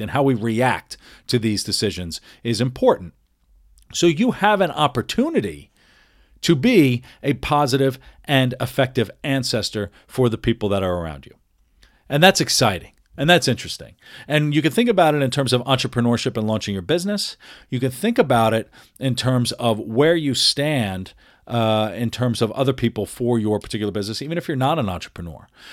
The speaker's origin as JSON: {"language": "English", "region": "New York", "country": "United States", "tie": "born or raised there", "also_born_or_lived": "Philadelphia / Washington, D.C.", "moved": "yes", "said": "my history of of growing up in New York and moving to Philadelphia and living in D.C. and living in all of these other places"}